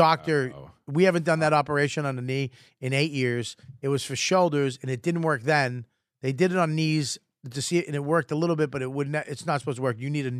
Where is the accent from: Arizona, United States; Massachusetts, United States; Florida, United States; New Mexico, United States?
Massachusetts, United States; Saugus; Where are you from? Saugus, Massachusetts.